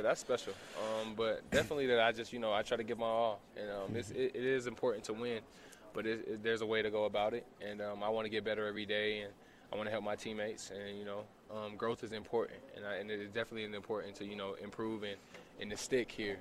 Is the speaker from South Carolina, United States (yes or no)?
yes; Columbia, South Carolina, United States; also born or lived in Charleston, South Carolina / Goose Creek, South Carolina; now in Salt Lake City, United States; I was born in Charleston, grew up in Columbia, South Carolina